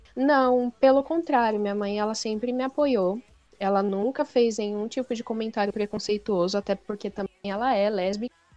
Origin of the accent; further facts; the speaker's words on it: São Paulo, Brazil; eu sou de São Paulo